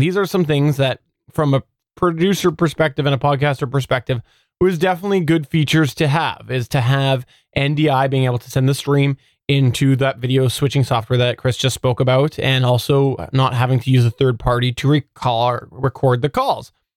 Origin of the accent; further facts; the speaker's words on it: Canada; as a Canadian